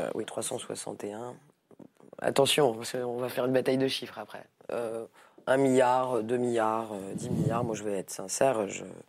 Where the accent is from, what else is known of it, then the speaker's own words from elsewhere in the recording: Paris, Île-de-France, France; Je suis député euh, de Paris. Je suis parisienne avant d'être députée